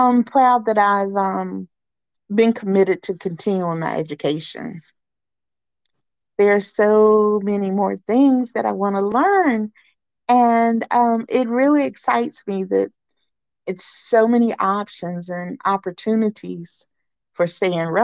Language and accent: English; Charlotte, North Carolina, United States; I grew up downtown Charlotte in Wesley Heights. It's like, a mile from the Panther Stadium.